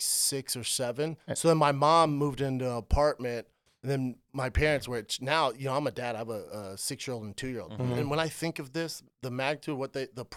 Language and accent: English; Aurora, Colorado, United States; I born and raised in Aurora, Colorado